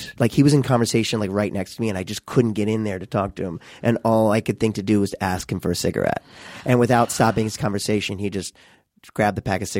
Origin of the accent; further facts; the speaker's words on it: Missouri, United States; moved away as an adult; now in Los Angeles, United States; We're from Missouri